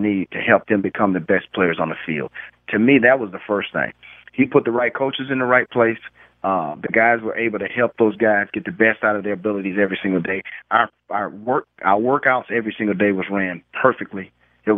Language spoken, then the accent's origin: English; Florida, United States; moved away; I'm coming from Florida